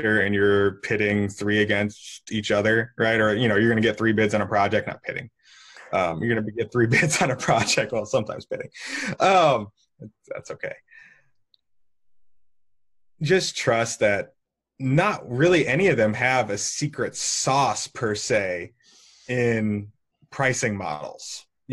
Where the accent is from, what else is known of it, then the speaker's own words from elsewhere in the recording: St. Louis, Missouri, United States; I've been born and raised in St. Louis and kind of never left, even for college.